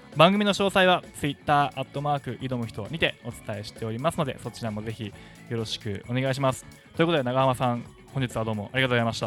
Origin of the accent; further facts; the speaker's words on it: Wakayama, Japan; now in Okinawa, Japan; 僕の地元和歌山に